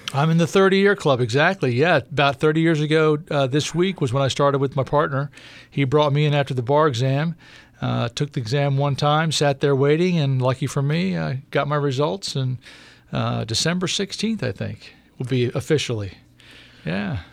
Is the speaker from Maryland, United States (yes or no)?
yes; Prince George's County, Maryland, United States; Prince George's County in my whole life